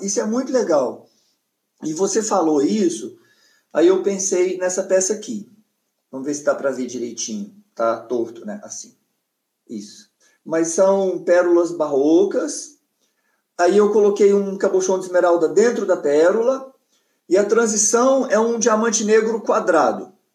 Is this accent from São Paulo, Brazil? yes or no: no; Goiânia, Goiás, Brazil; moved away as an adult; now in Brasília, Brazil; eu saí de Goiânia eu tinha 18 anos, foi quando eu vim para Brasília.